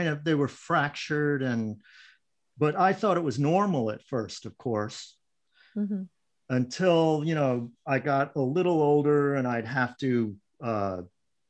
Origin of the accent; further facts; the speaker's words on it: Long Island, New York, United States; now in Northern California, United States; I grew up in Long Island, the North Shore of Long Island.